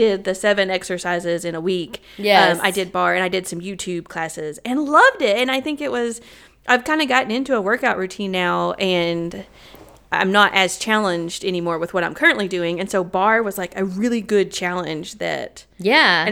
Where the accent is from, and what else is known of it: the South, United States; accent: Southern